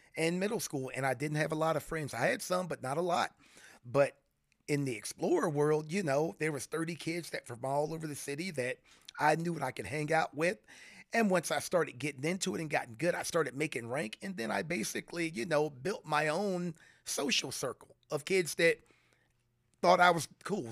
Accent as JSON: {"language": "English", "region": "Florida", "country": "United States", "tie": "born or raised there", "moved": "as an adult", "said": "growing up in Florida"}